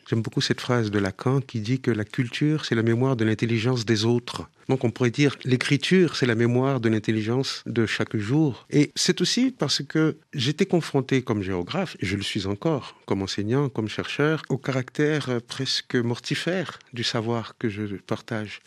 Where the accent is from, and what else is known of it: Haiti